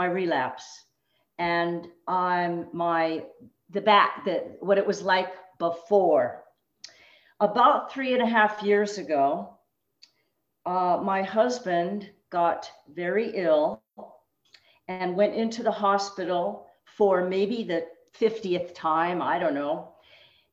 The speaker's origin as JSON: {"language": "English", "town": "Los Angeles", "region": "California", "country": "United States", "tie": "born or raised there", "also_born_or_lived": "Berkeley, California", "moved": "as an adult", "lives_now": "Tucson, United States", "said": "I was born and raised in Los Angeles"}